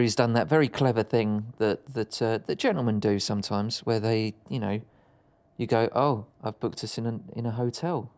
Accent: Dagenham, London, United Kingdom; I grew up in Dagenham.

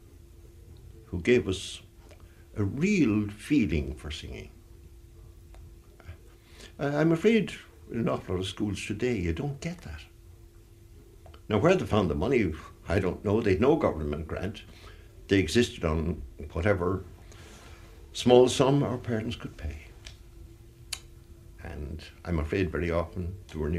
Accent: Dublin, Leinster, Ireland; I was born in the Liberties, in a very warm community, in Watling Street

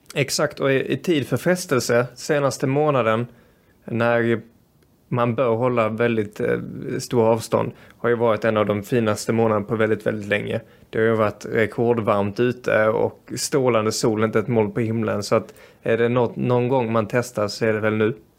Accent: Sweden; also born or lived in Brazil; Som svensk

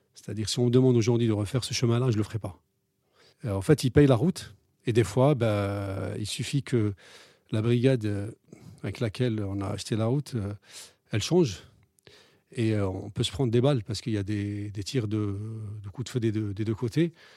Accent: Algeria; moved away as an adult; now in France; J'ai grandi en Algérie

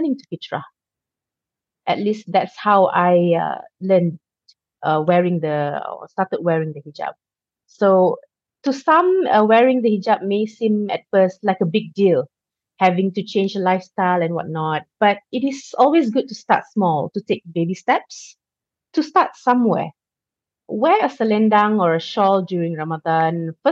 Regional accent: Malaysia; Growing up in Malaysia

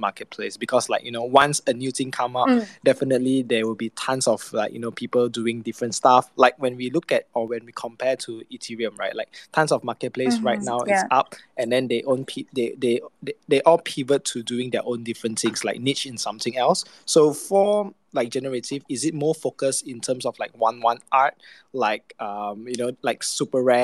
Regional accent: Malaysia; I'm from Malaysia. We both Asian

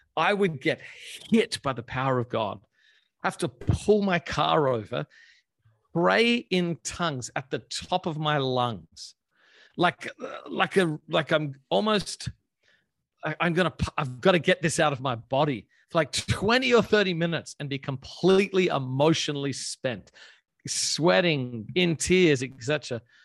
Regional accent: Australia; moved away as an adult; I grew up in Australia. Um, I lived there until I was 20

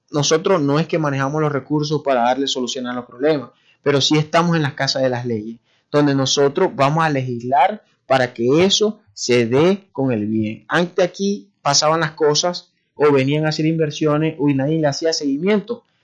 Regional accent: Maracaibo, Zulia, Venezuela; todos los problemas que tenemos nosotros como maracuchos.

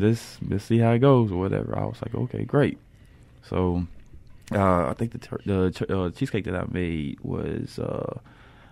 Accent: Columbus, Mississippi, United States; now in Jackson, United States; I'm originally from Columbus, Mississippi

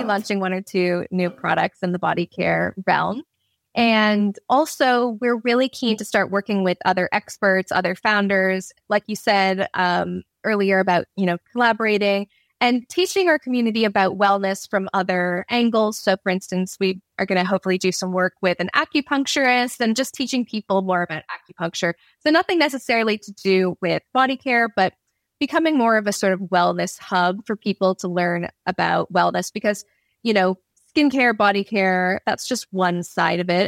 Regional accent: Canada; now in London, United Kingdom; me being Canadian

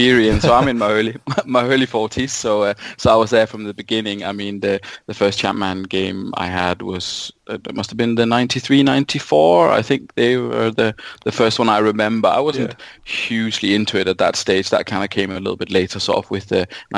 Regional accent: Denmark; moved away as an adult; now in United Kingdom; I'm from Denmark originally

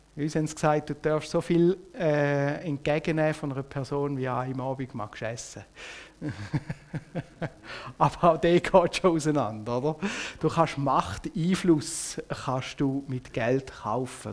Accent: Switzerland; also born or lived in Biel; uns als Schweizer

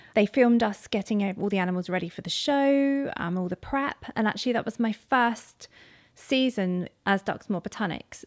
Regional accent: Carisbrooke, South East England, United Kingdom; we grew up on the outskirts of Carisbrooke, um, in this bloody rural, um, location

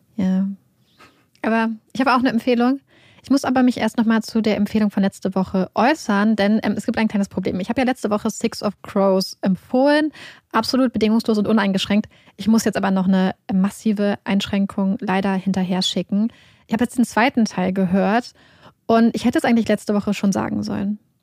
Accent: Northern Germany, Germany; wir kommen ja aus Norddeutschland

